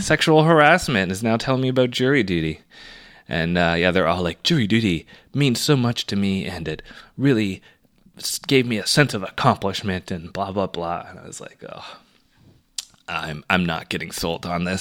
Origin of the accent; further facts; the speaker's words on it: Toronto, Ontario, Canada; as a Canadian or as a Torontonian or as an Ontarian